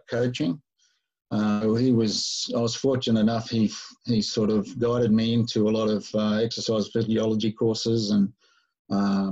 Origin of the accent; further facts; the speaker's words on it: Newcastle, New South Wales, Australia; moved away as an adult; also born or lived in Sydney / Hawaii; I grew up in Newcastle, which is about 200 Ks north of Sydney